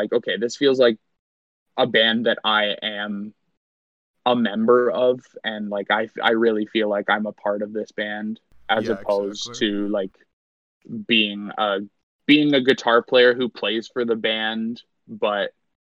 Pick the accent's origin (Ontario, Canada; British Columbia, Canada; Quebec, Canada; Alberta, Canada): Ontario, Canada; Hamilton; in my hometown